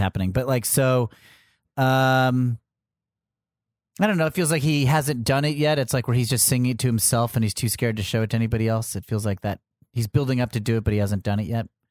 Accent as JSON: {"language": "English", "region": "Connecticut", "country": "United States", "tie": "born or raised there", "said": "I grew up in Connecticut"}